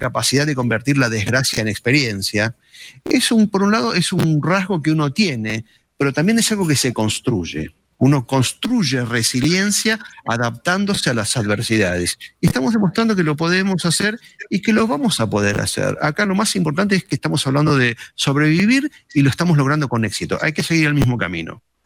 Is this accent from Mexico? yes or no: no; Argentina; como argentinos